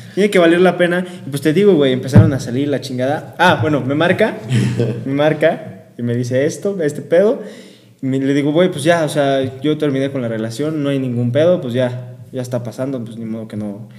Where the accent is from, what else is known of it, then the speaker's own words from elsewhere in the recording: León, Guanajuato, Mexico; moved away as an adult; now in Querétaro, Mexico; Soy de León